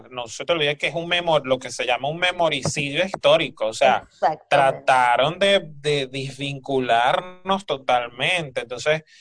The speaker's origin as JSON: {"language": "Spanish", "area": "Barlovento", "region": "Miranda", "country": "Venezuela", "said": "tengo una compañera que también es de, Virongo, o sea, el pueblo vecino de Curiepe."}